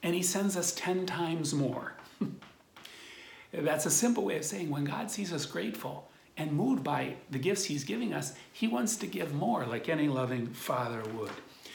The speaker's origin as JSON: {"language": "English", "town": "Akron", "region": "Ohio", "country": "United States", "tie": "born or raised there", "said": "there in Ohio where I grew up in Akron"}